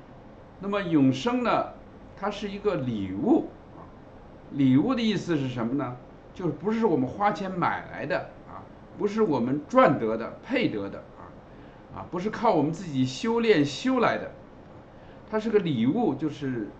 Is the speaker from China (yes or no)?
yes; China; 圣经里所讲的罪呢，跟我们中国人所定义的罪呢是不一样的啊。